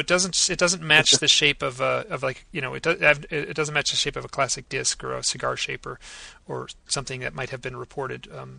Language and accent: English; Michigan, United States; my hometown in Michigan.